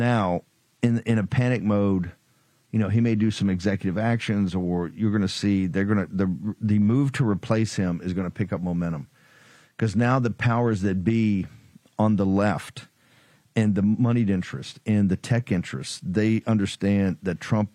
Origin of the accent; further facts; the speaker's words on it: Richmond, Virginia, United States; my hometown of Richmond, Virginia